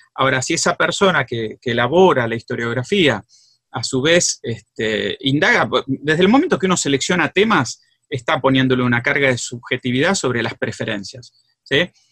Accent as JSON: {"language": "Spanish", "region": "Greater Buenos Aires", "country": "Argentina", "also_born_or_lived": "Rosario", "lives_now": "San Miguel, Argentina", "said": "yo soy del conurbano, del Gran Buenos Aires, soy de Villa en realidad, pero mm, vivo en San Miguel"}